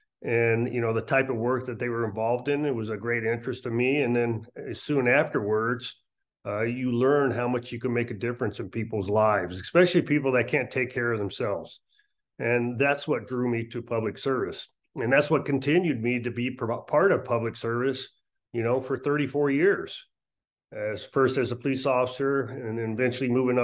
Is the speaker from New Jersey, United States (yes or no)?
no; Las Vegas, Nevada, United States; also born or lived in Misawa, Japan / Europe; I was born in Misawa, Japan, on an Air Force base, and migrated around Europe. And so I've been, before I came to Las Vegas, went to Rancho High School here locally in Las Vegas